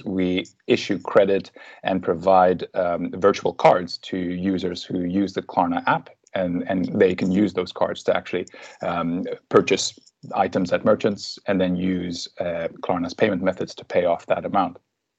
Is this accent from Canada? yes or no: no; Suriname; moved away as an adult; also born or lived in Netherlands; now in Sweden; I'm from Suriname